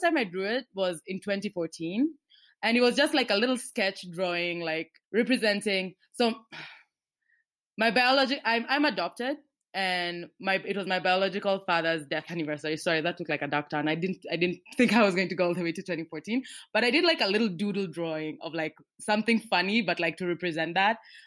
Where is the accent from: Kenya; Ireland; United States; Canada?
Kenya; I'm a Kenyan girl who writes comics